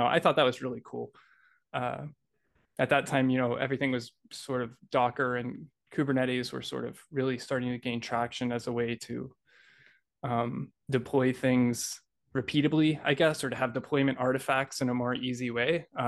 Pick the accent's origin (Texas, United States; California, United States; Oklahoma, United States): Oklahoma, United States; Oklahoma City; from Oklahoma City.